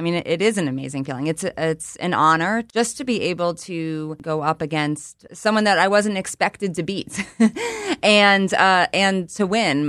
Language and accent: English; Abington, Pennsylvania, United States; I am from the Philadelphia area. Mm-hmm. I grew up in Abington. I went to Abington High School.